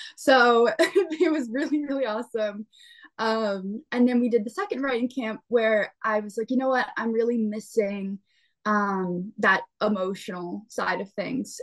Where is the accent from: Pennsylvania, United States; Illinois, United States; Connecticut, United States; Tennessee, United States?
Pennsylvania, United States; I'm from Pennsylvania, so I and my family is from Ohio and North Carolina